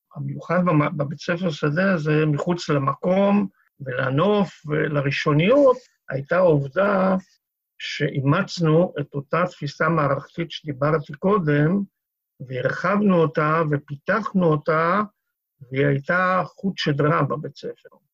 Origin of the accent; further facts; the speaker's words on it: Kiryat Tivon, Northern District, Israel; שזה חלק מטבעון של היום. שם נולדתי וגדלתי